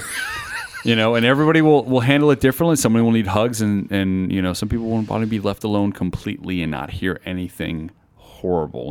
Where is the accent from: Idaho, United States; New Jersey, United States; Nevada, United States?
Nevada, United States; Las Vegas; I'm from Las Vegas, Nevada